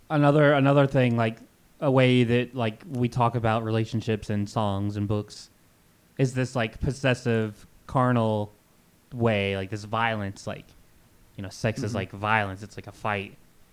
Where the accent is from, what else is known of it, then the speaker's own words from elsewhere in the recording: Kentucky, United States; growing up in Kentucky, like in the South